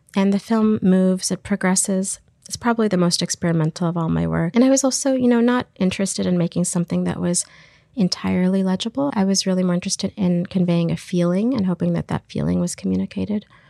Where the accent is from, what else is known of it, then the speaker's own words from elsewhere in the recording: Texas, United States; moved away as an adult; also born or lived in Iraq; now in Canada; Grew up in Texas, and I'm a filmmaker and artist